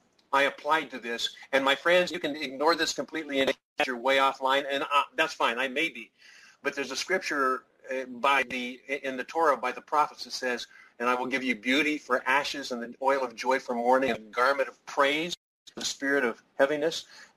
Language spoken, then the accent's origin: English; San Diego, California, United States; I'm from San Diego. I'm from San Diego.